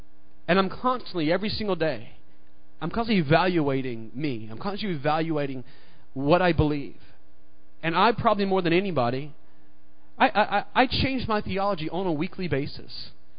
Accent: the South, United States; You know, I grew up in the South, and, you know, this is the South. Not quite as South as Mississippi.

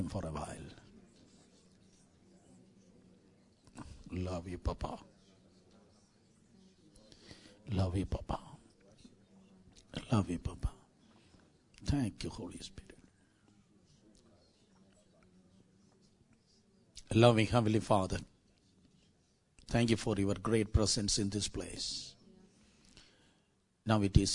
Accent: South India, India; I'm from South India

